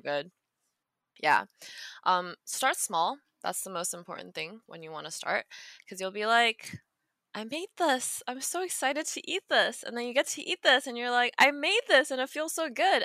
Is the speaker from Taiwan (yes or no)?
yes; Taiwan; moved away; Me growing up in Taiwan as a kid